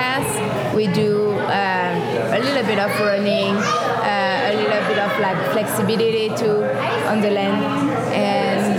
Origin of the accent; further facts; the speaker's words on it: Carpentras, Provence-Alpes-Côte d'Azur, France; now in Las Vegas, United States; I'm from France, from Carpentras, which is like 15 minutes from Mont Ventoux